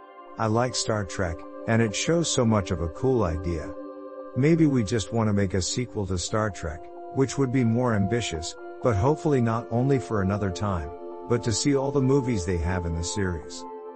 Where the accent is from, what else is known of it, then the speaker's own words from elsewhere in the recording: Indiana, United States; I'm from Indiana and they teach me where to look.